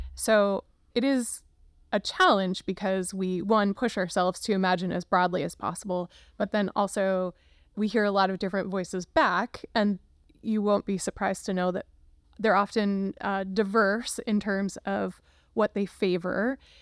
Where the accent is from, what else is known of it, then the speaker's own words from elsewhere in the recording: Luzerne County, Pennsylvania, United States; now in Cincinnati, United States; I grew up in Luzerne County, Pennsylvania.